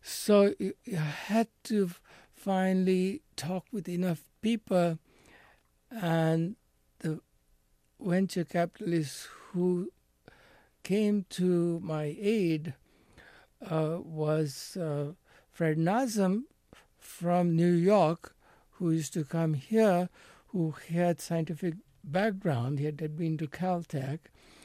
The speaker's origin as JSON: {"language": "English", "country": "India", "said": "I think, yes, they may have had doubts about my ability to run a company, you know, as an Indian."}